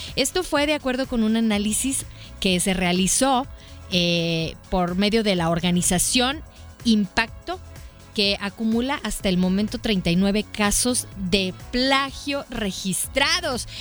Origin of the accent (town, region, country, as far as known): Mexico